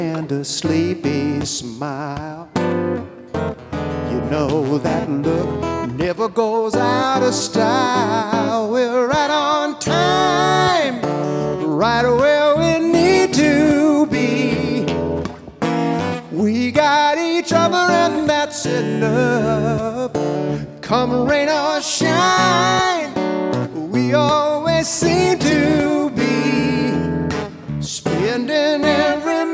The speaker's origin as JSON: {"language": "English", "town": "Inglewood", "region": "California", "country": "United States", "tie": "born or raised there", "said": "I'm from Inglewood, California"}